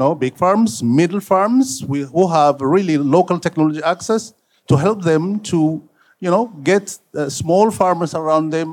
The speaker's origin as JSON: {"language": "English", "country": "Ethiopia", "said": "I'm from Ethiopia"}